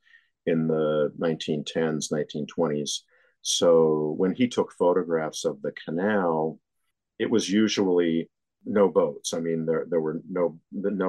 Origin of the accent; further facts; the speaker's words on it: Western Pennsylvania, United States; now in New Jersey, United States; I grew up in Western Pennsylvania